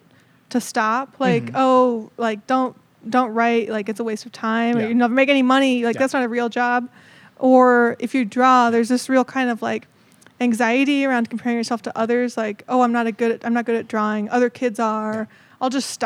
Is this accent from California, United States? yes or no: yes; Southern California, United States; I'm from Southern California, originally from a small town